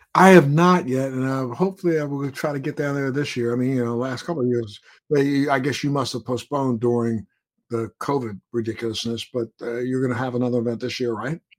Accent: Maryland, United States; moved away; I'm from Maryland originally

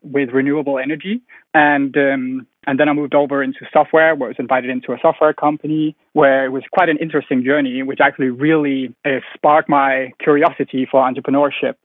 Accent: Denmark; moved away as an adult; now in London, United Kingdom; I'm from Denmark. I'm 28 years old. I moved to London to fulfill my dream

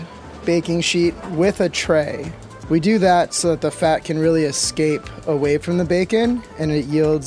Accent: Midwest, United States; I'm from the Midwest, so I grew up on Hellman's.

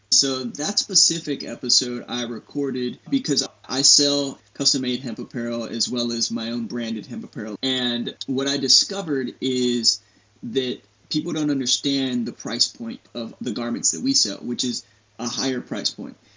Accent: San Antonio, Texas, United States; I grew up here in Texas, born and raised in San Antonio

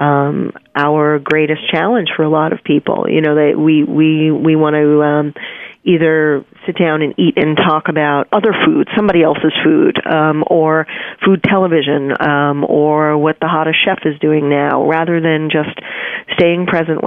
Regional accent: New York City, New York, United States; I'm a New Yorker. I was born and raised here

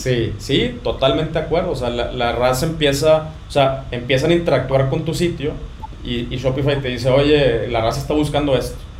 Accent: Ciudad Victoria, Tamaulipas, Mexico; los dos somos de Victoria, Tamaulipas

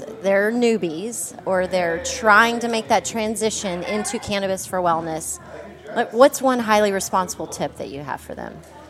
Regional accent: Jayton, Texas, United States; I'm from a little place close to Post, Texas. I'm from Jayton.

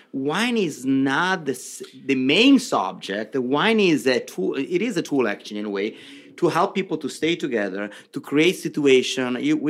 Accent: Milan, Lombardy, Italy; English is a second language; moved away as an adult; also born or lived in Rome / Princeton; now in New York, United States; I was born in Milan.

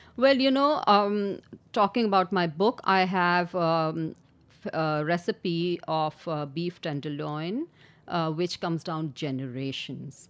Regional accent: Karachi, Sindh, Pakistan; I was born and raised in Karachi

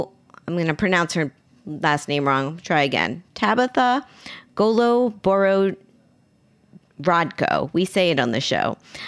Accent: Miami, Florida, United States; my hometown Miami Heat

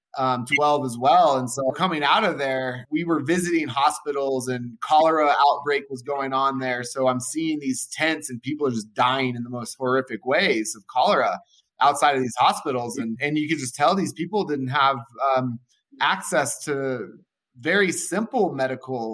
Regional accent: Colorado, United States; also born or lived in Texas; I was born in Texas, raised in Colorado

